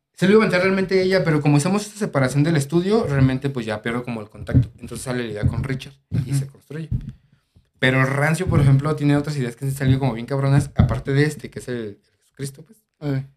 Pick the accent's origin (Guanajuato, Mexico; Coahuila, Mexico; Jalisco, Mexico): Jalisco, Mexico; Guadalajara; yo que soy de aquí de Guadalajara